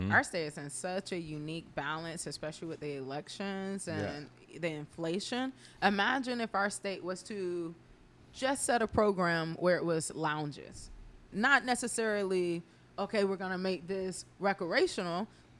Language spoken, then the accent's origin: English; Georgia, United States; moved away as an adult; now in Hawaii, United States; Now, I'm 16 from Georgia, country ass town. We got deers and cows and shit.